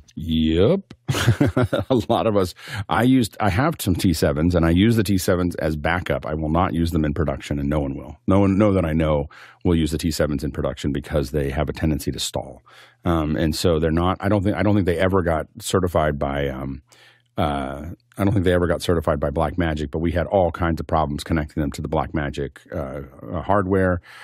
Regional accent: Appalachia, United States; I come from Appalachia.

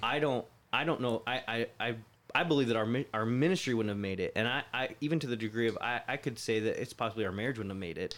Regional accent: Florida, United States; moved away as an adult; also born or lived in Ohio / California; I grew up in Florida, but I was actually born in Ohio

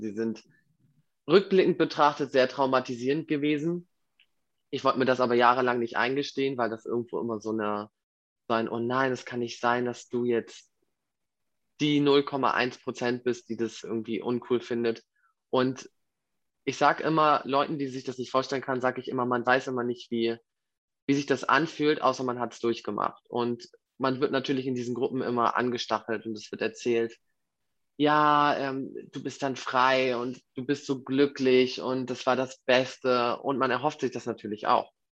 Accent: Hamburg, Germany; Ich komme aus Hamburg

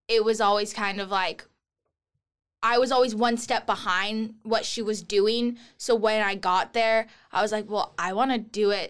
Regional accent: Olympia, Washington, United States; I born and raised in Olympia, lived in the same house my whole life

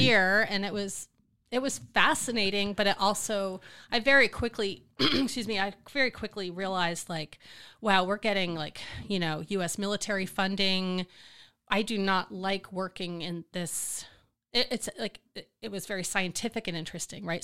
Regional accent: New Jersey, United States; now in Austin, United States; I was born in New Jersey

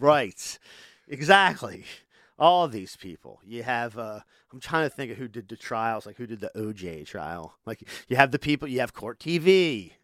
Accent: Delaware, United States; we're from here, so it's like, we're from Delaware

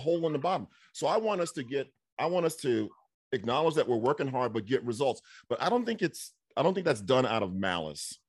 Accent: New York, United States; moved away; folks I grew up with in New York.

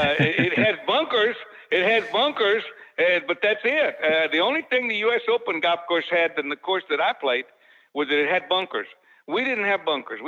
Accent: Dallas, Texas, United States; also born or lived in Rowlett, Texas; I was born in Rowlett, Texas, which is about 30 miles just east out of Dallas. And I moved to Dallas when I was six and a half years old

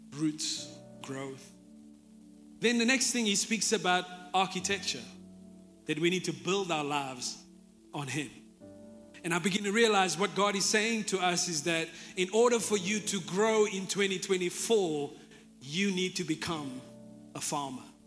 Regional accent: Jeffreys Bay, Eastern Cape, South Africa; I'm from Jeffreys Bay, I grew up here

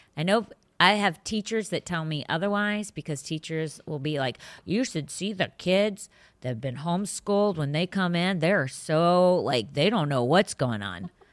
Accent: northern Virginia, United States; now in Florida, United States; I grew up in the northern in northern Virginia

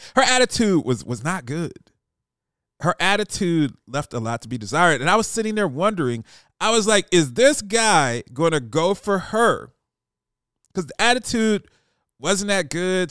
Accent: Columbus, Ohio, United States; moved away; my boys from back home in Columbus that I grew up

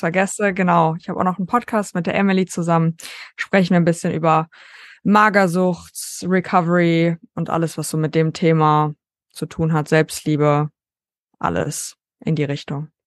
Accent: North Rhine-Westphalia, Germany; ich komme aus Deutschland, äh, NRW

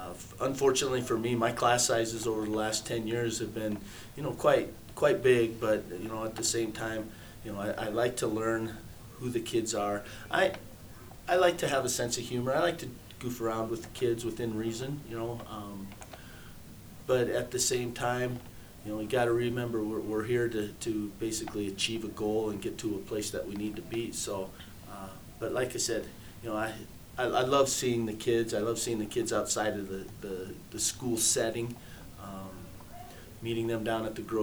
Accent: Custer, United States; growing up in Custer, that's back when Custer was the heyday

